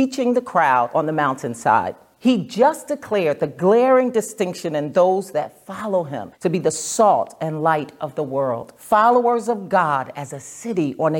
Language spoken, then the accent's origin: English; New Jersey, United States; moved away as an adult; now in Nashville, United States; I'm originally from New Jersey